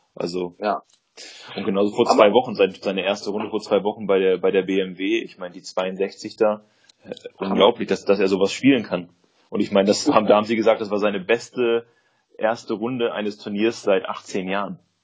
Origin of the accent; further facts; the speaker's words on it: Germany; bei uns in Deutschland